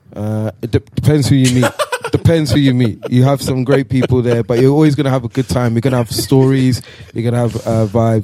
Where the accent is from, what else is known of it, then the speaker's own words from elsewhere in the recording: Nigeria; now in Netherlands; went back home to Nigeria. So for those that don't know, I'm Nigerian.